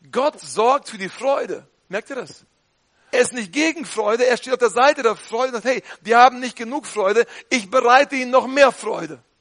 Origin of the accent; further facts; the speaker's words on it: North Rhine-Westphalia, Germany; Man sollte nicht übertreiben, nicht? Als Ostwestfale.